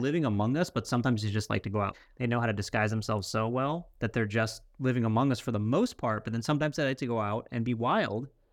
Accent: Central Florida, United States; growing up in Central Florida

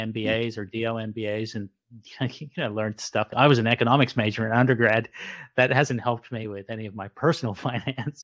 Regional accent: Sydney, New South Wales, Australia; now in South Jersey, United States; I didn't grow up in New Jersey, I grew up in Sydney, Australia, but I ended up marrying a Jersey girl and they never leave. So now I live in South Jersey.

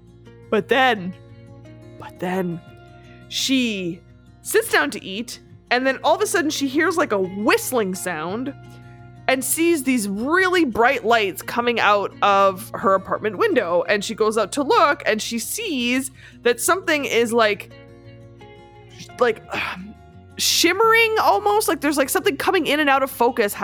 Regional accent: Canada

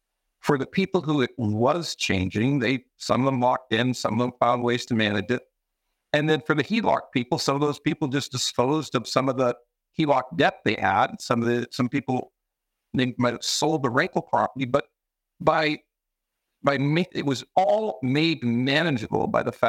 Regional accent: Vancouver, British Columbia, Canada; also born or lived in Alberta / Montreal; now in Toronto, Canada; I'm originally from Vancouver

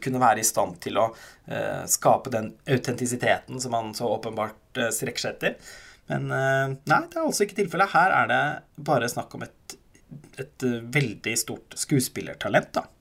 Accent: Halden, Østfold, Norway; jeg er fra Halden

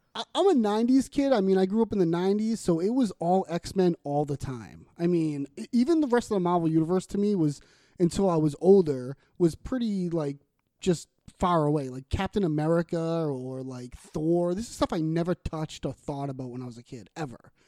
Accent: Boston, Massachusetts, United States; accent: Boston; we're from Boston. People have mentioned our Boston accents

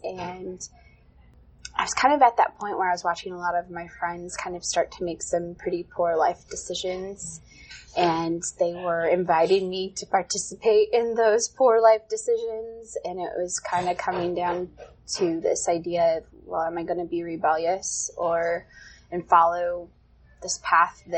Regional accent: Burton, Michigan, United States; moved away as an adult; I grew up in the suburbs of Flint. I'm originally from the Flint area, Burton

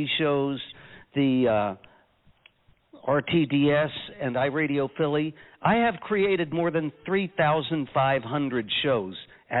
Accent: Canada; now in Westmont, United States; And the CA tells you that when I'm making my shows in Westmont, New Jersey, that I'm Canadian.

